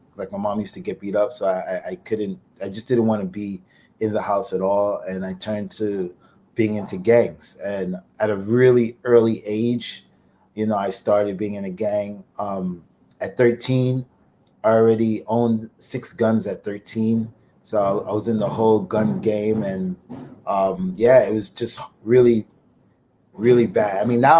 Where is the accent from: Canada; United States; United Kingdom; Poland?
United States; Brooklyn, New York; Well, Brooklyn.